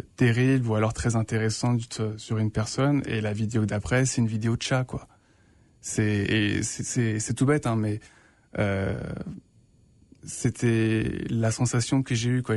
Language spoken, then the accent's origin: French; France; moved away as an adult; now in Winnipeg, Canada; je suis français